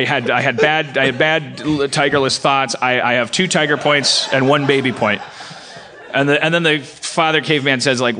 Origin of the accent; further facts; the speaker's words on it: Milwaukee, Wisconsin, United States; moved away; I was born in Milwaukee